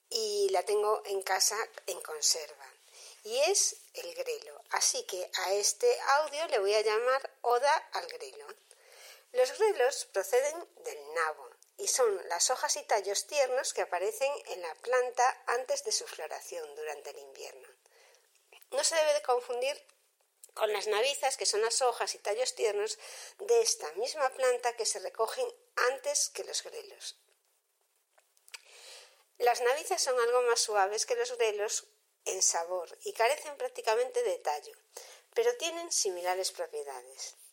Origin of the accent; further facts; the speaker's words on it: Galicia, Spain; El grelo es una verdura que por su sabor me encanta, por mi origen, que soy gallega, es muy habitual en mi casa